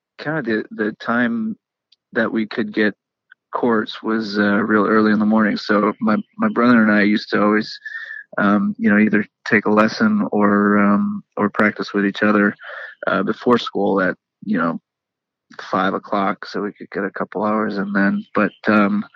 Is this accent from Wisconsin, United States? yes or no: yes; Milwaukee, Wisconsin, United States; moved away; I was born in Milwaukee.